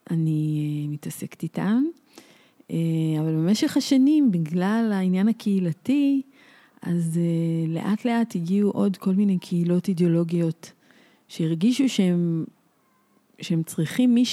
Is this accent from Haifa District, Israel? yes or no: no; Jerusalem, Jerusalem District, Israel; now in Kfar HaRoeh, Israel; אה, גדלתי בירושלים, היום אני גרה בכפר הרועה, מושב אה, דתי.